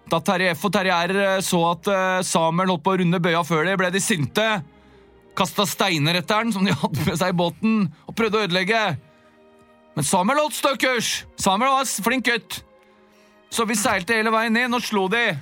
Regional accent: Oslo, Norway; Jeg har vokst opp på Bjølsen i Oslo.

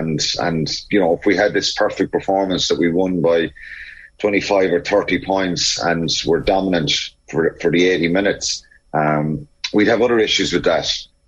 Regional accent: Ireland; being Irish

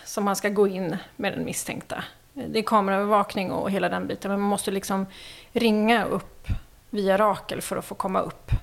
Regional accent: Märsta, Stockholm County, Sweden; also born or lived in Värmland / Helsingborg / Umeå; jag är född i eh, Värmland men eh, uppväxt i Märsta.

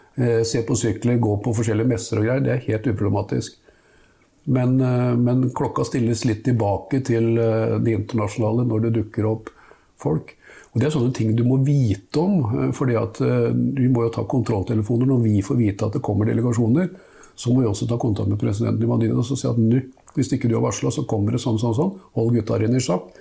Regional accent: Nesodden, Akershus, Norway; der jeg vokste opp, altså på Nesodden

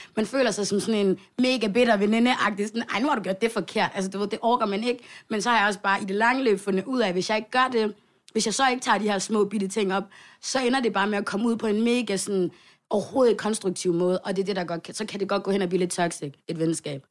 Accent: Svendstrup, North Denmark Region, Denmark; lille by, vi bor i, Svendstrup

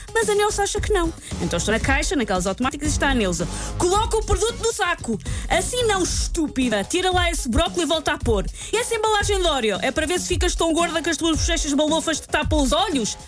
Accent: Portugal; como boa portuguesa

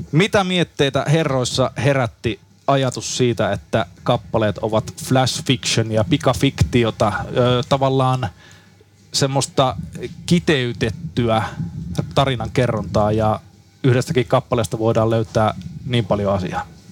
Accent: Haapavesi, North Ostrobothnia, Finland; synnyinkaupunkini Haapaveden kirjastossa

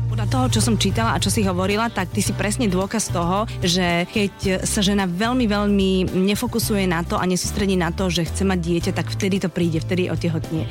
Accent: Žilina, Žilina Region, Slovakia; ja som zase Žilinčanka

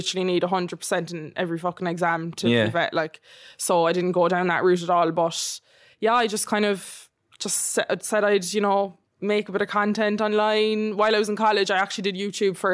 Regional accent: East Cork, Munster, Ireland; also born or lived in Florida; I grew up in Cork, East Cork

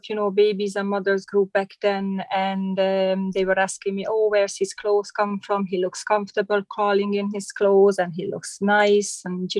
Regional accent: Hungary; English is a second language; moved away as an adult; now in Ireland; I came from Hungary. I arrived to Ireland in 2006. So a long, long time ago.

